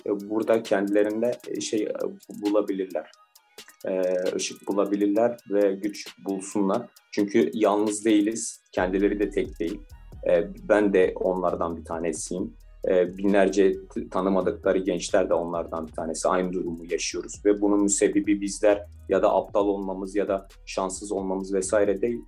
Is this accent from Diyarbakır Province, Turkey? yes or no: yes; Diyarbakır, Diyarbakır Province, Turkey; moved away as an adult; also born or lived in Bursa; Diyarbakır doğumluyum. Diyarbakır'da liseyi bitirdim